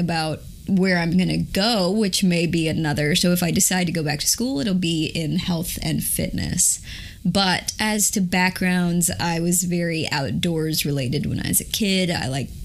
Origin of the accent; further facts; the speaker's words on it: Raleigh, North Carolina, United States; moved away as an adult; now in New York City, United States; I am from Raleigh, North Carolina, originally. I moved here 10 years ago